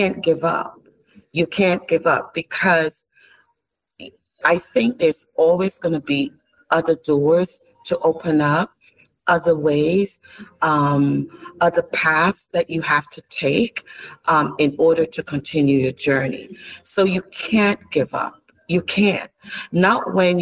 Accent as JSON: {"language": "English", "country": "Barbados", "tie": "born or raised there", "also_born_or_lived": "Saint Lucia", "said": "born in St. Lucia, but raised in Barbados"}